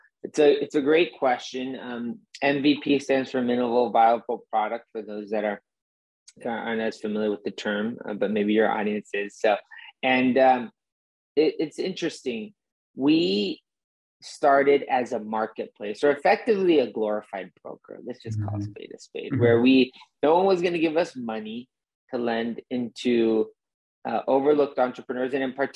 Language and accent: English; Mexico; moved away as an adult; now in United States; I grew up in Mexico for a good chunk of my formative years, from 12 to 20 years old, but always ambitious to come back to the US and in a way live that immigrant story.